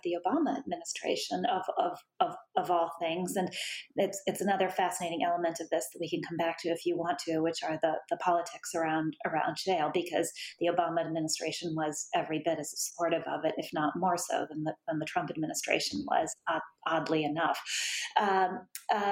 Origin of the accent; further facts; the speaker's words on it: United States; I am an American